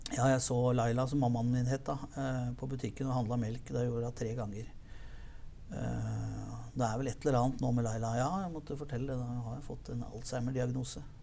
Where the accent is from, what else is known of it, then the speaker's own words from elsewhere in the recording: Lillestrøm, Akershus, Norway; Født og oppvokst i Lillestrøm.